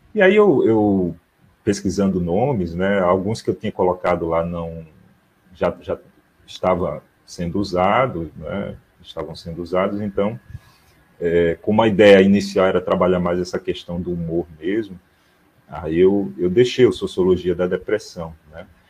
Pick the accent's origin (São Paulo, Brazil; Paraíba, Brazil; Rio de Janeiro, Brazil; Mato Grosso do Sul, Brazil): Paraíba, Brazil; João Pessoa; eu falo daqui de João Pessoa, na Paraíba